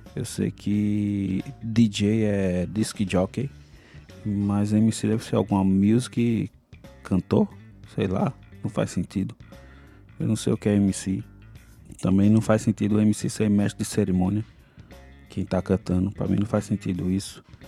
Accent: Brazil; como bom brasileiro

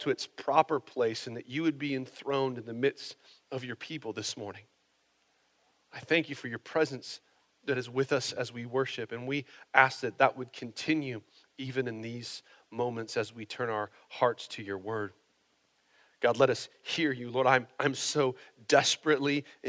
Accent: United States; I'm American

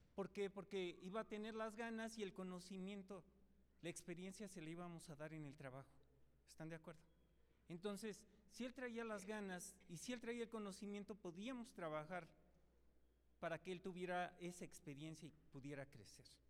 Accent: Mexico; yo soy más mexicano que nopal

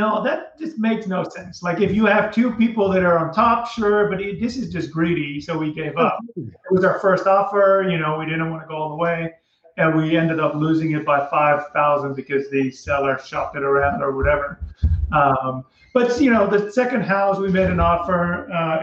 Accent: Netherlands; moved away; So I'm from Holland originally

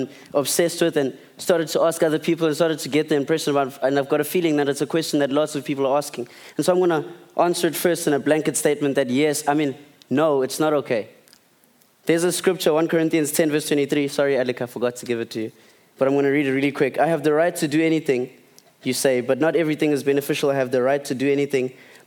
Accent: Port Edward, KwaZulu-Natal, South Africa; also born or lived in Eastern Cape / Durban; we moved to Port Edward, down on the lower south coast when I was 6 years old. And I grew up there, and then I came to Durban for high school at DHS

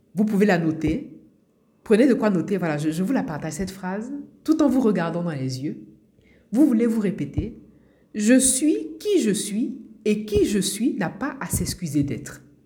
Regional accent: Abidjan, Côte d’Ivoire; moved away as an adult; now in France; Je suis née à Abidjan, en Côte d'Ivoire. J'ai grandi euh, à Abidjan, en Côte d'Ivoire. Et je suis arrivée en France pour faire mes études.

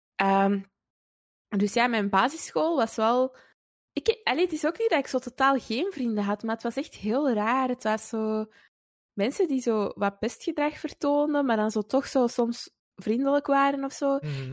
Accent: Antwerp, Flanders, Belgium; also born or lived in Wilrijk, Antwerp; ik ben opgegroeid in het Kiel. Eh, dat is ook een deelgemeente van Antwerpen.

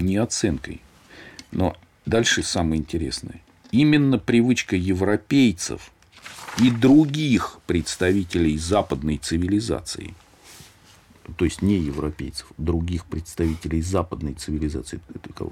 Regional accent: Moscow, Russia; где я родился, вот в Щукино

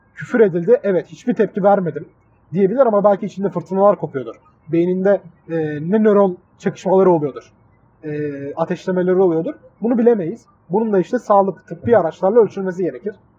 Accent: Mersin, Turkey; accent: Adana; also born or lived in Adana; Adana'da büyümemiş, Mersin'de büyümüş bir insan olarak

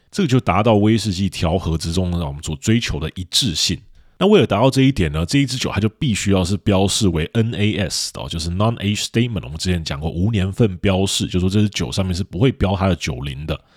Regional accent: Taiwan; 我们台湾人乍看之下还会以为说这里面是要举办什么神秘活动哦

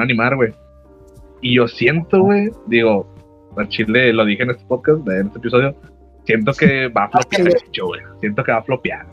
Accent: Monterrey, Nuevo León, Mexico; somos de Monterrey

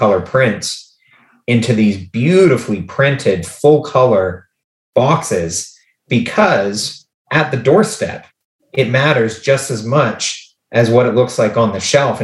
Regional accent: Canada; we're from Canada

